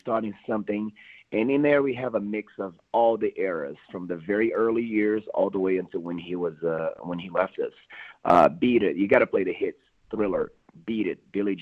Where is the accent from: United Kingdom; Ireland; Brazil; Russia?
Brazil; now in Las Vegas, United States; I was, born and raised in Brazil.